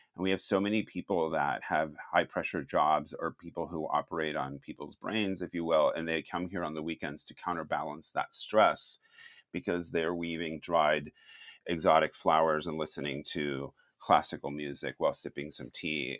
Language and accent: English; Miami, Florida, United States; moved away as an adult; also born or lived in Cuba / San Francisco; now in Winters, United States; originally I was born in Cuba, and then I grew up in Miami